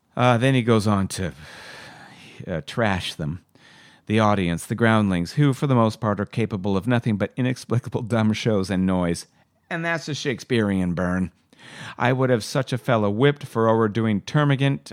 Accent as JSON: {"language": "English", "country": "Canada", "said": "being a Canadian actor"}